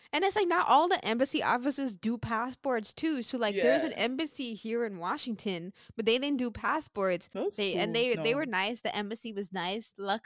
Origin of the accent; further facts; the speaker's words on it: St. Martin; I'm from St. Martin